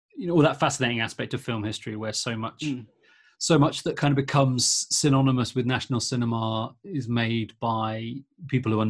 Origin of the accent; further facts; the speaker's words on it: England, United Kingdom; as an English person